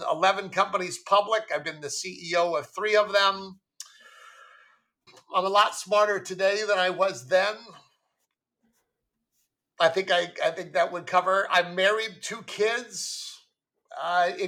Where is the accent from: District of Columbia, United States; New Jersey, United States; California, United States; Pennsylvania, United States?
California, United States; Goleta; I grew up in Goleta, which is just north of Santa Barbara